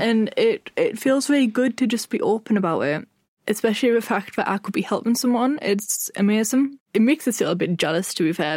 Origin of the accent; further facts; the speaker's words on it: Sunderland, North East England, United Kingdom; I'm from Sunderland